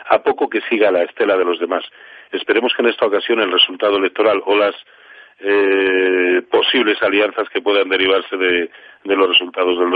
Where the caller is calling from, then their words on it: Valencia, Valencian Community, Spain; de Valencia.